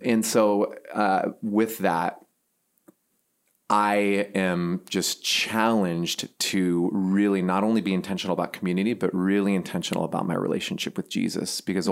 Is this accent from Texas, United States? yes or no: no; Seattle, Washington, United States; moved away as an adult; also born or lived in Pasadena, California / Silicon Valley, California; now in Midwest, United States; I grew up on the West Coast and um, Seattle